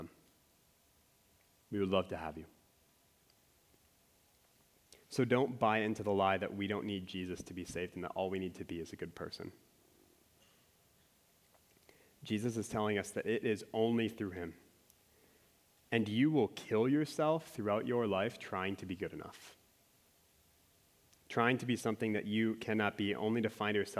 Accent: Minnesota, United States; I'm from Minnesota

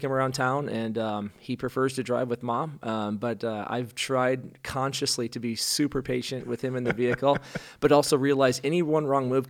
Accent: Rhinebeck, Iowa, United States; Well, I hail from Rhinebeck, Iowa, which is a town of 2,000 up by Cedar Falls, and grew up there in a kind of a non-believing household.

